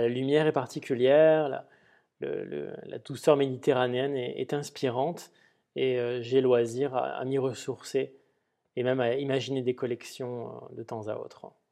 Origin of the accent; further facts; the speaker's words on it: Perpignan, Occitania, France; J'ai grandi en partie, euh, je suis originaire de Perpignan, et donc j'ai passé une partie de mon enfance à arpenter ces rues.